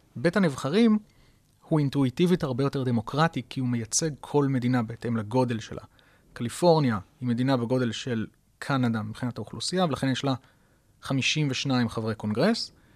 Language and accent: Hebrew; Israel; לנו כישראלים